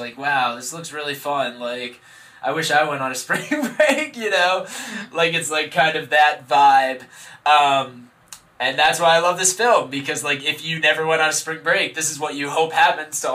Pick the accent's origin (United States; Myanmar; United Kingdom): United States; as an American man